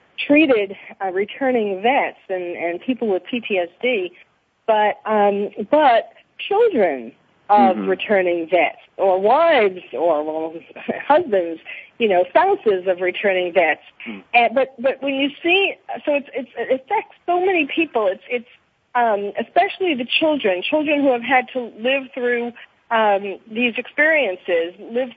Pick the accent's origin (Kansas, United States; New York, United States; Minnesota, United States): New York, United States; now in Los Angeles, United States; I'm living in L.A. now, but I was born and raised in New York